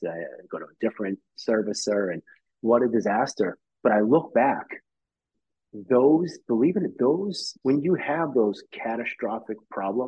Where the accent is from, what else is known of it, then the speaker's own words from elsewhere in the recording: Quincy, Massachusetts, United States; I'm from Quincy. My office is in Quincy.